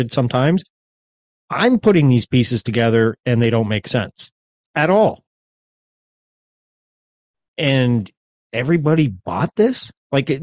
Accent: United States; as an American

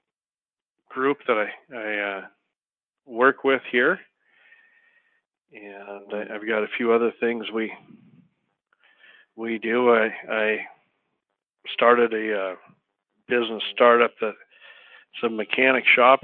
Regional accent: Choteau, Montana, United States; also born or lived in Jackson, Wyoming; I was born and raised in a small town called Shoto, Montana

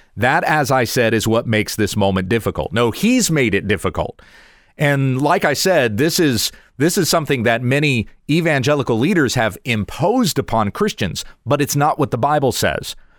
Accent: United States; as an American citizen

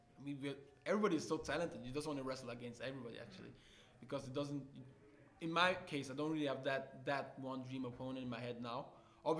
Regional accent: Switzerland; also born or lived in Nigeria; Born in Nigeria, lived there for 7 years, moved to Switzerland

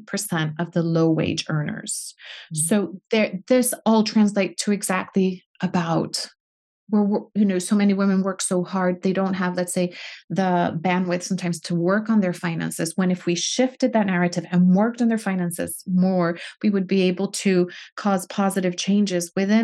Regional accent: United States; now in United Kingdom; being an American in Britain. I've had to navigate both worlds.

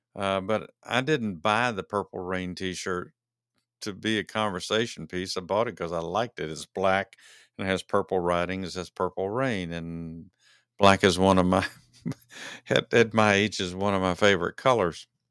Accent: Dallas, Texas, United States; both Dennis Lee and I are fans of the Dallas Cowboys because we are from Dallas, Texas

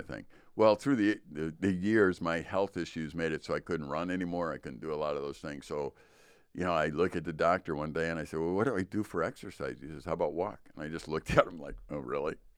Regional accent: Chicago, Illinois, United States; moved away; growing up in Chicago

